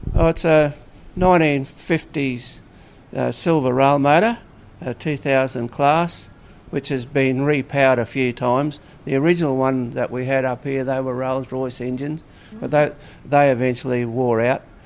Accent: Cairns, Queensland, Australia; also born or lived in Ipswich, Queensland; then came back up here to live in 1949

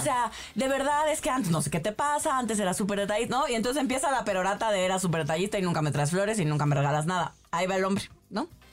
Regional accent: Hermosillo, Sonora, Mexico; moved away; crecí en provincia

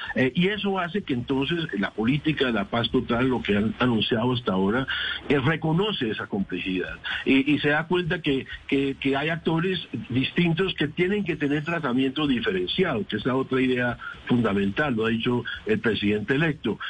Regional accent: Colombia; como colombiano

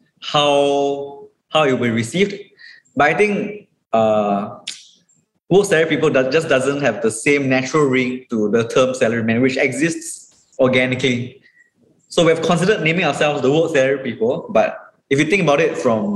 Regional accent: Singapore; as a Singaporean page and like a page that is in Asia

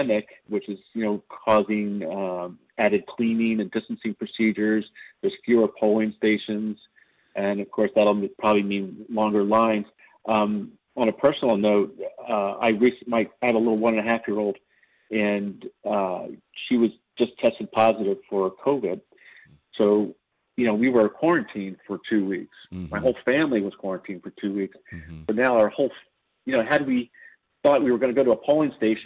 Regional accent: California, United States; my home state of California

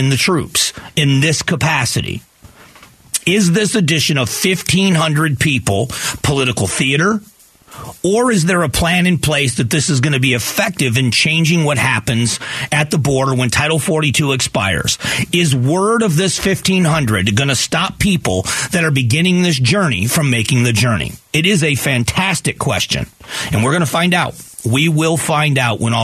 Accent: Southwest Florida, United States; now in Arizona, United States; where I grew up in Southwest Florida

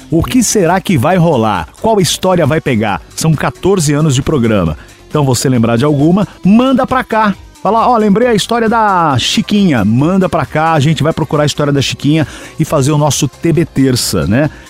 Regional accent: Balneário Camboriú, Santa Catarina, Brazil; tenho 27 anos, estou me formando em Direito. Sou de Balneário Camboriú.

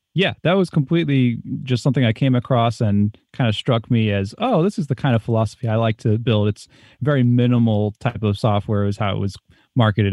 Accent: East Coast, United States; moved away as an adult; I grew up on the East Coast

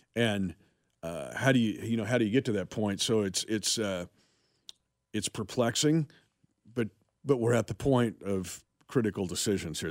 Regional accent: Smith Center, Kansas, United States; moved away; my hometown of Smith Center.

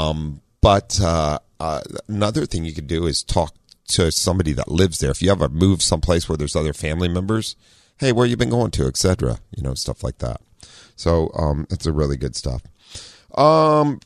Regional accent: Ohio, United States; also born or lived in Southern California; now in San Diego, United States; I grew up in Ohio with snow

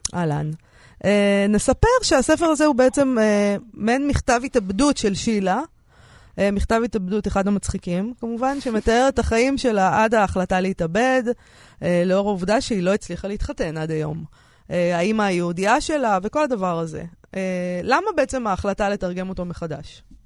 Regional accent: Romania; now in Israel; אנחנו אצלנו ברומניה עושים חצילים עם שום

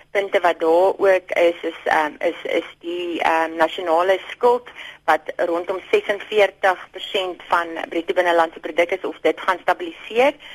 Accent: South Africa; ons as as Suid-Afrikaners

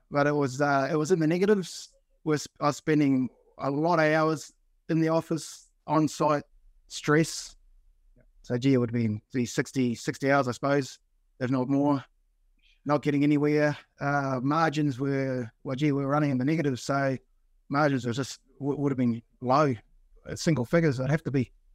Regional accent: Blenheim, Marlborough, New Zealand; now in Sydney, Australia; I'm originally from New Zealand, did my time in Blenheim

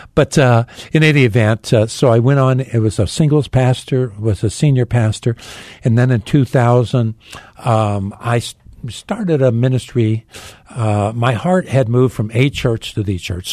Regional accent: Phoenix, Arizona, United States; I was born in Phoenix

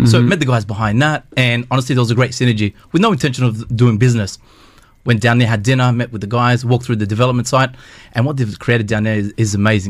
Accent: Australia; now in Dubai, United Arab Emirates; born and raised in Australia, but coming from a Palestinian background, you're still trying to work out exactly, am I Australian, am I Palestinian?

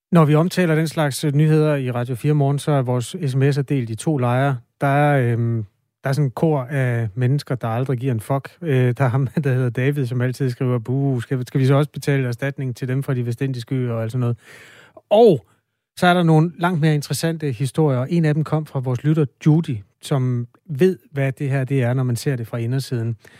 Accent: Denmark; jeg er også fra Danmark, hvor vi underspiller alle følelser

